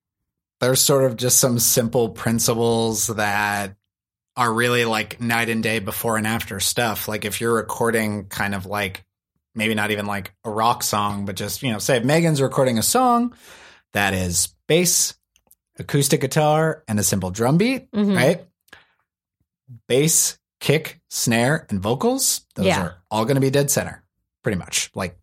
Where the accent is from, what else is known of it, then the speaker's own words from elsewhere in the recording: East Coast, United States; I grew up on the East Coast, so you would get like two or three other guys.